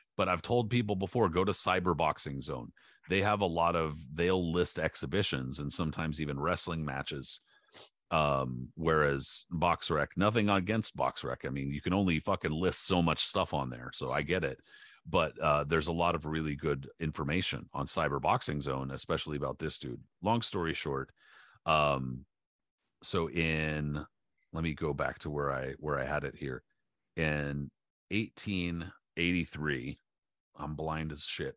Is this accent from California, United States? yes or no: yes; San Diego, California, United States; I grew up in San Diego